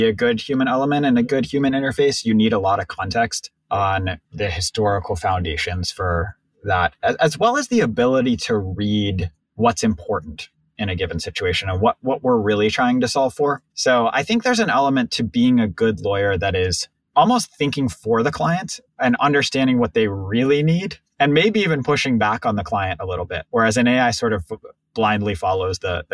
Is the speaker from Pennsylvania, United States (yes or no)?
yes; Pittsburgh, Pennsylvania, United States; moved away as an adult; I grew up in Pittsburgh